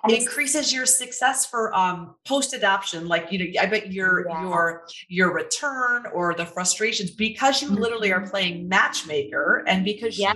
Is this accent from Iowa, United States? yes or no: yes; Iowa, United States; moved away; I'm from Iowa.